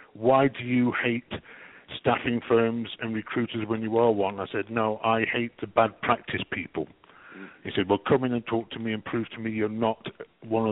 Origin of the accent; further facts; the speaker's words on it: England, United Kingdom; now in Canada; I'm English. I'm English with a Canadian twist.